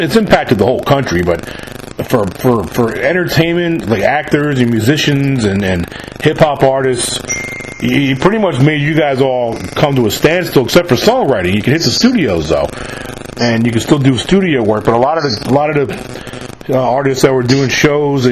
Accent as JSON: {"language": "English", "region": "New York", "country": "United States", "moved": "yes", "said": "I'm actually from New York originally"}